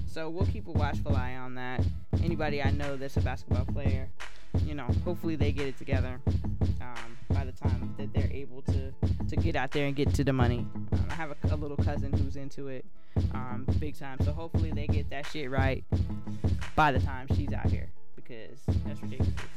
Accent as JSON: {"language": "English", "town": "Columbia", "region": "South Carolina", "country": "United States", "tie": "born or raised there", "said": "here in my hometown of Columbia, South Carolina"}